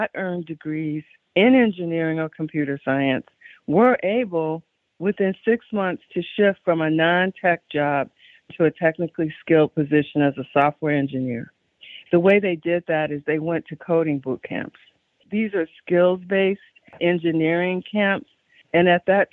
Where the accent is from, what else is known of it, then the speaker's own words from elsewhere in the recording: Chicago, Illinois, United States; I grew up on the South Side of Chicago during a very specific historical moment